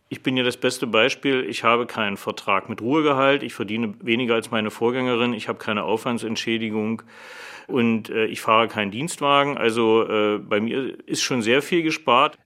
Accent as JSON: {"language": "German", "region": "Saxony-Anhalt", "country": "Germany", "said": "Ich komme selbst aus Sachsen-Anhalt"}